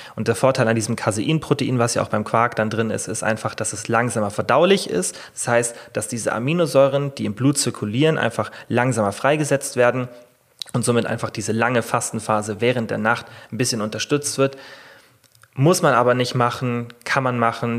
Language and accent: German; Germany; bei uns in Deutschland